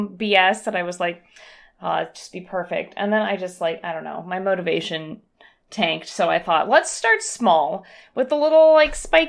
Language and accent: English; San Bernardino, California, United States; moved away; I grew up in San Bernardino, which is on fire every other year